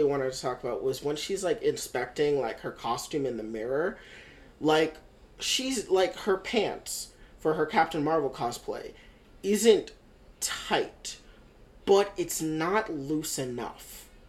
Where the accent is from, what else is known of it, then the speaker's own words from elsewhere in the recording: United States; Sovereign and I are both first-generation Americans. Our parents are immigrants.